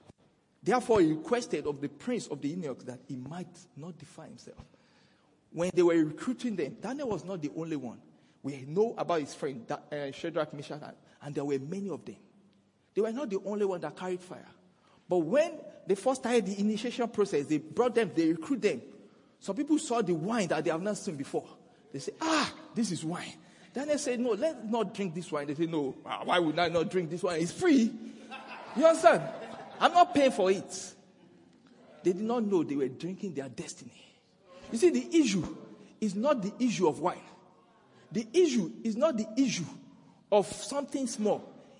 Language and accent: English; Nigeria; now in South Africa; Even though we are in South Africa today, you know, I came from Nigeria.